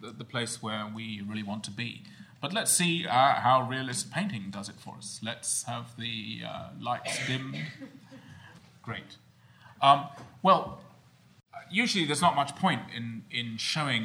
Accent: United Kingdom; as a Brit

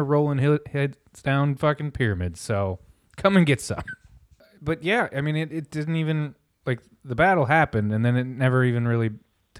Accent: Milford, Ohio, United States; growing up in Milford, Ohio, like the most Caucasian place I could I've ever lived

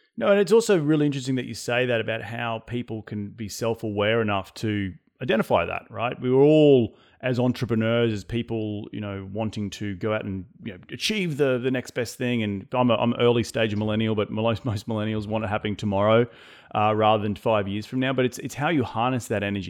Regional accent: Australia; being Australian

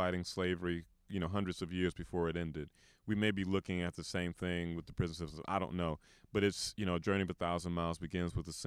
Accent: Flint, Michigan, United States; now in Memphis, United States; I'm from Flint, Michigan, but I've been in Memphis since '97

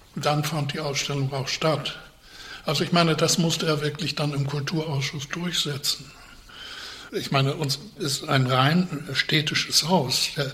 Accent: Northern Germany, Germany; ich war ein Norddeutscher

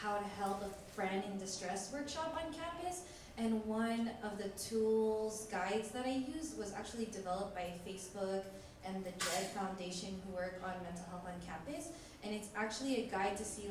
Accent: San Francisco, California, United States; my family's from the Philippines, and it's just like, I grew up here in San Francisco

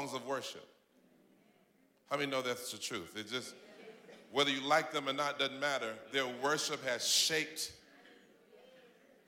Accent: Atlanta, Georgia, United States; moved away as an adult; now in Tampa, United States; I'm originally from Atlanta, Georgia

